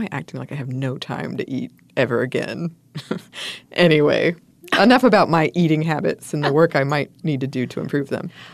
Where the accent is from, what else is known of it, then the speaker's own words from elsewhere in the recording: United States; being an American